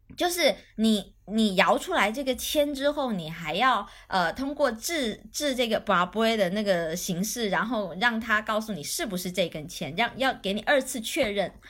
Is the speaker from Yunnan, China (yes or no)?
no; Guangdong, China; now in Shenzhen, China; 我这边是潮汕人，就是广东地区里面的算命重灾区，就迷信重灾区